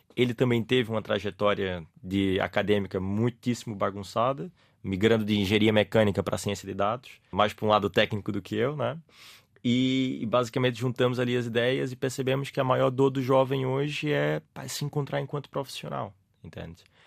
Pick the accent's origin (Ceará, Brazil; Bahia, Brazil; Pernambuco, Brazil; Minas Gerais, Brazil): Pernambuco, Brazil; Recife; accent: Brazilian; now in Portugal; Sou de uma cidade chamada Recife, que fica no nordeste do Brasil